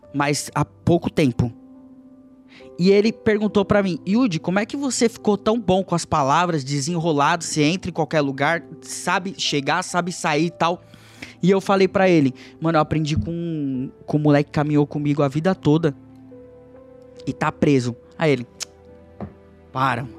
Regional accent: São Vicente, São Paulo, Brazil; moved away; eu vim da comunidade de São Vicente, da Baixada Santista

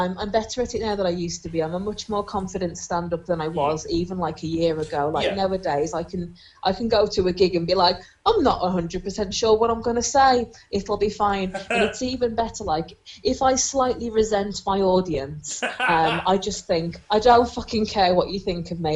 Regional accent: Black Country, West Midlands, United Kingdom; accent: Black Country; moved away; I've got a really cracking black country accent, it's really strong at the minute because I've been back at home for like the last week and a half or so

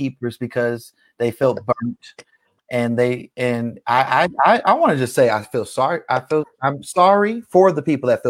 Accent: Bay Area, California, United States; now in Las Vegas, United States; I'm from the Bay Area

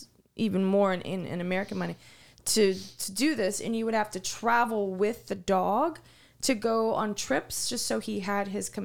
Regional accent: Kensington, London, United Kingdom; I'm from the Kensington.

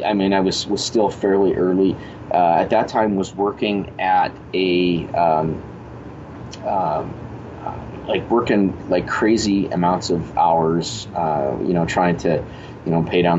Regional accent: Winnipeg, Manitoba, Canada; go out of Winnipeg or leave my hometown

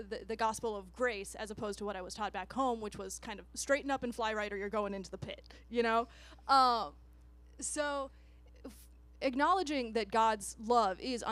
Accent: United States; moved away; I grew up out in Chippewa County, which is 2.5 hours across the state

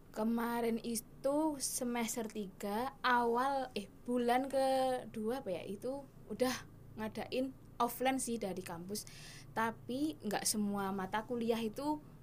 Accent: Bantul, Special Region of Yogyakarta, Indonesia; asal saya dari Bantul

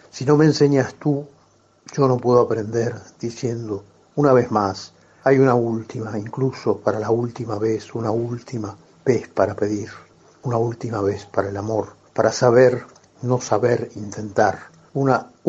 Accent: Buenos Aires, Argentina; yo soy porteño.

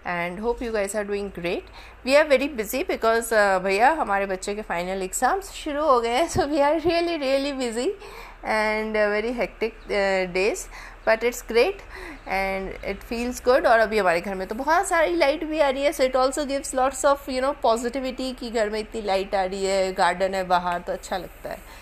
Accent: Bathinda, Punjab, India; moved away; also born or lived in Delhi; मेरा बचपन भटिंडा में गुजरा है

